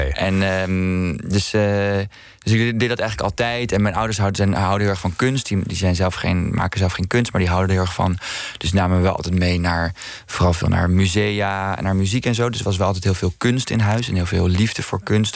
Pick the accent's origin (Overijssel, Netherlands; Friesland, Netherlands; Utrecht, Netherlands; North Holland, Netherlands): North Holland, Netherlands; Amsterdam; also born or lived in Maastricht